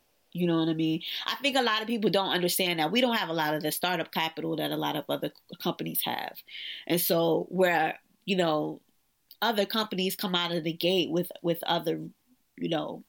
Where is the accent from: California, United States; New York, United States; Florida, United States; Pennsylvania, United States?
New York, United States; New York City; as a New Yorker who has lived through both of the blackouts, and I've lived through 9/11, I've lived through, you know, a lot of the tragedies that have happened here in New York City